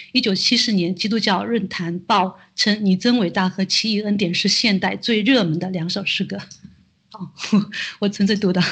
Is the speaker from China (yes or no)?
yes; China; 我们作为中国人